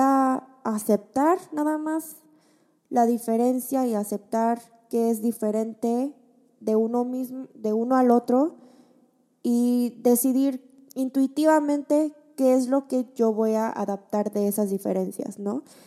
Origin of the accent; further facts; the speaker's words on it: Mexico; moved away as an adult; now in South Korea; Yo desde chiquita que crecí en México con una familia coreana